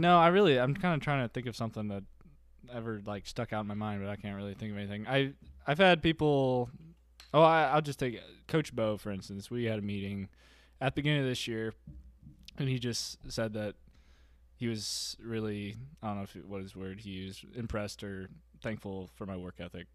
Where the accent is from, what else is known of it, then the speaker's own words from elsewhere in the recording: Ohio, United States; I'm from Ohio